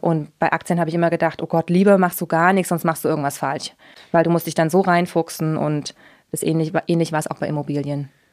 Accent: Leipzig, Saxony, Germany; moved away as an adult; also born or lived in Oschatz / United States / Deggendorf / Austria; now in Munich, Germany; Ich komme ursprünglich aus ähm, Oschatz, das ist zwischen Dresden und Leipzig, ähm, mhm. bin aber in Leipzig aufgewachsen

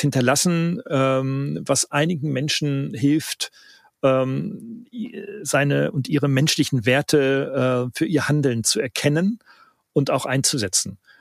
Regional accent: Northern Germany, Germany; ich bin ja Norddeutscher

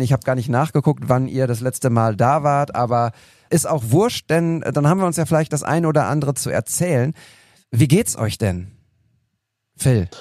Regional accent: Altenberge, North Rhine-Westphalia, Germany; in meinem Heimatdorf in Altenberge

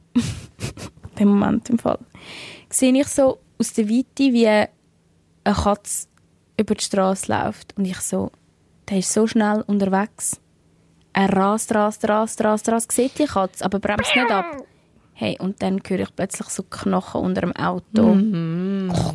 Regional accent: Switzerland; ich bin aus der Schweiz

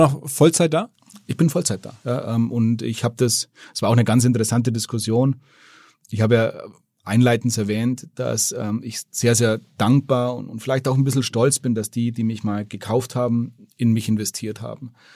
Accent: Germany; als Deutscher

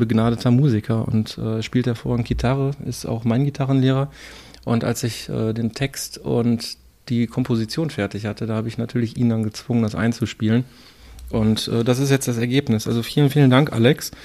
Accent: Herten, North Rhine-Westphalia, Germany; Ja, ich komme ja aus Herten

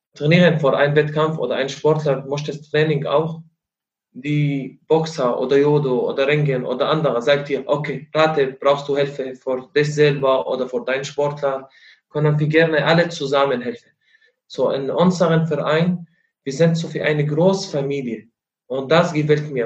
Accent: Syria; German is a second language; moved away as an adult; now in Rostock, Germany; Ich komme aus Syrien.

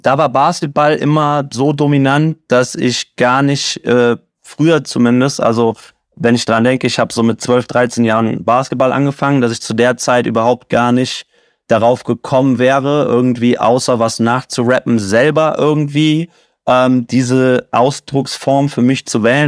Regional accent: Siegen, North Rhine-Westphalia, Germany; now in Cologne, Germany; ich bin in Siegen groß geworden

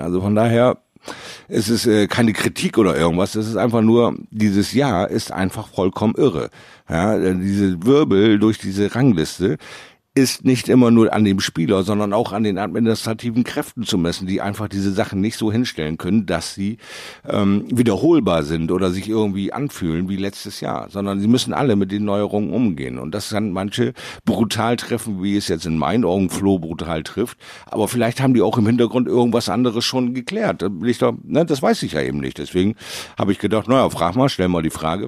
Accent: Bremerhaven, Bremen, Germany; in meiner Heimatstadt Bremerhaven

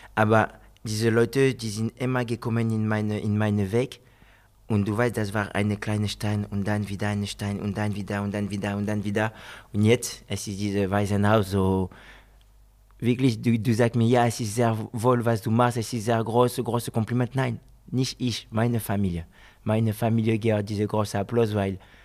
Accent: France; German is a second language; moved away as an adult; also born or lived in Guinea (ancestry) / Spain; now in Wolfsburg, Germany; Ich bin Franzose, geboren in Frankreich

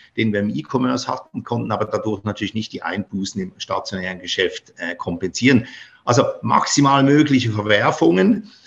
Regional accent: Basel, Basel-Stadt, Switzerland; moved away; nach Basel mit denen in meine Heimatstadt

